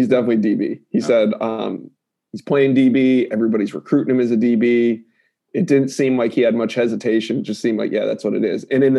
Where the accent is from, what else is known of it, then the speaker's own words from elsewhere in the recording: Maryland, United States; I recruit, I'm from Maryland and he's from Baltimore